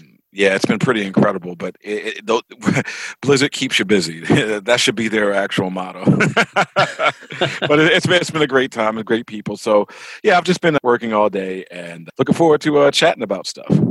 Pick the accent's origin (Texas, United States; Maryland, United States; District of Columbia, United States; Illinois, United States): Maryland, United States; Baltimore; moved away; also born or lived in New York; I grew up in Baltimore